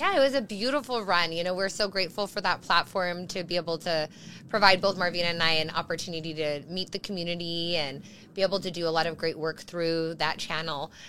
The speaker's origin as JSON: {"language": "English", "town": "Las Cruces", "region": "New Mexico", "country": "United States", "tie": "born or raised there", "also_born_or_lived": "Arizona", "moved": "yes", "said": "my home state, uh, original home state of New Mexico, Las Cruces, is, is my, my hometown"}